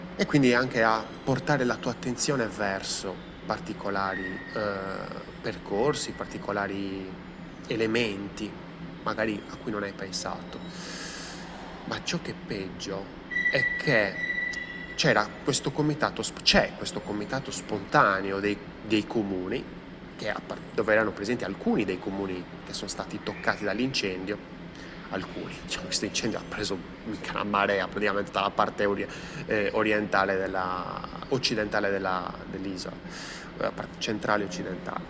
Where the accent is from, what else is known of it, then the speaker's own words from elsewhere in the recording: Sardinia, Italy; moved away; è bruciata parte della mia terra